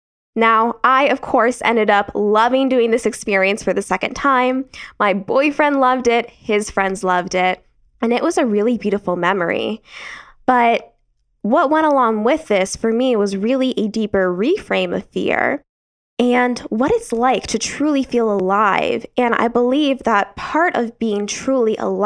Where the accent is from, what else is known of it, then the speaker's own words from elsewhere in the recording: Arizona, United States; I was born and raised in Arizona